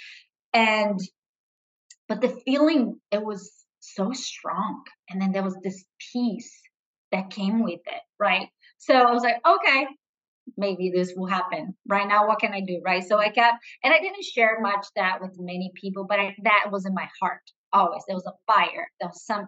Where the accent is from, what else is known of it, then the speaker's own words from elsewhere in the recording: Brazil; English is a second language; moved away as an adult; also born or lived in Arizona, United States; now in United States; I am originally from Brazil